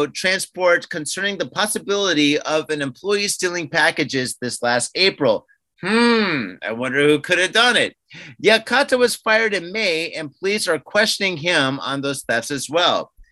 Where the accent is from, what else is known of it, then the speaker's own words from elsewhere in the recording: United States; now in Japan; I'm American